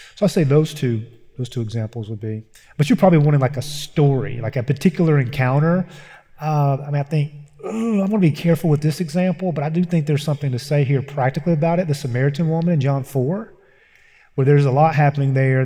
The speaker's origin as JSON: {"language": "English", "region": "Eastern Kentucky", "country": "United States", "tie": "born or raised there", "said": "I grew up in Eastern Kentucky"}